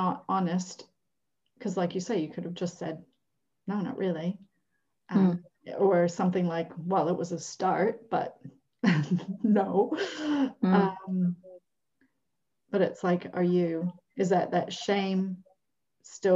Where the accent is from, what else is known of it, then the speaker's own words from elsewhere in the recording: Minneapolis, Minnesota, United States; moved away; I come from Minneapolis